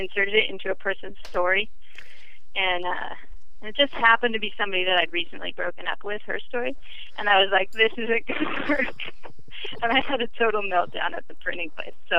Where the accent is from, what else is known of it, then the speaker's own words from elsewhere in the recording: Portland, United States; I grew up in Portland